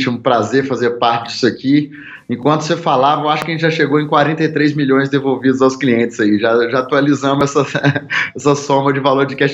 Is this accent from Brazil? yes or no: yes; Governador Valadares, Minas Gerais, Brazil; Então, eu sou natural de Governador Valadares, que é uma cidade no interior de Minas, né